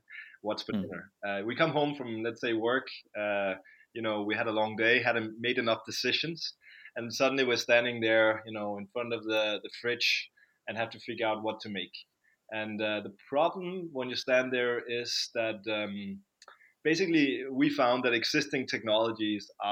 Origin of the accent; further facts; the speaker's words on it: Copenhagen, Capital Region of Denmark, Denmark; also born or lived in London; I'm from Copenhagen, Denmark.